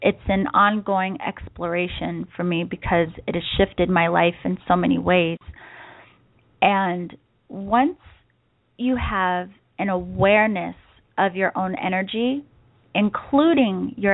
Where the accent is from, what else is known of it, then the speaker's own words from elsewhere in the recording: East Coast, United States; now in San Diego, United States; I grew up on the East Coast